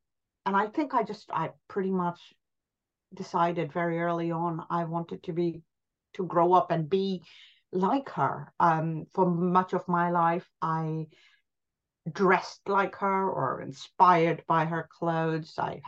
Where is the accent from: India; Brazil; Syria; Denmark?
India; also born or lived in Pakistan / New York; now in London, United Kingdom; I grew up in India. I then moved, and my family lived in Pakistan and then in New York.